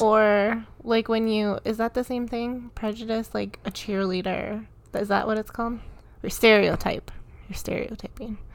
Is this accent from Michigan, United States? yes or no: yes; Michigan, United States; now in Colorado, United States; I grew up in Michigan